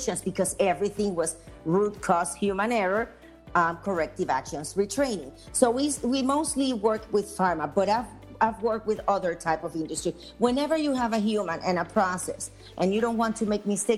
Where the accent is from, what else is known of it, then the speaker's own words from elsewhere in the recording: Puerto Rico; I am from Puerto Rico, and in Puerto Rico, we have a lot of manufacturing facilities